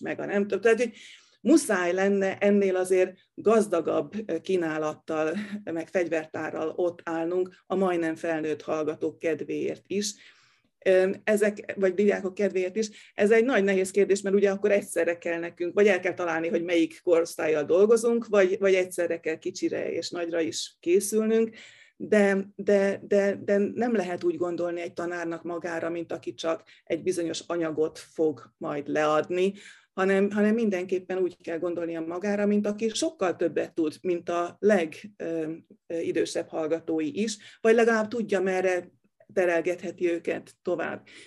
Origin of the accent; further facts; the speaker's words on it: Hungary; én még a bezárt szocialista időkben nőttem fel, amikor az ember tényleg úgy értezte, hogy be van ide zárva